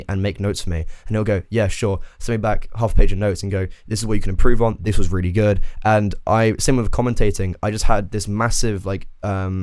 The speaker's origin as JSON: {"language": "English", "region": "England", "country": "United Kingdom", "moved": "as an adult", "lives_now": "Ireland", "said": "I'm English"}